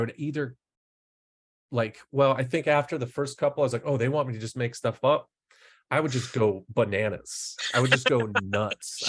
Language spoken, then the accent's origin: English; Fargo, North Dakota, United States; I'm from Fargo, North Dakota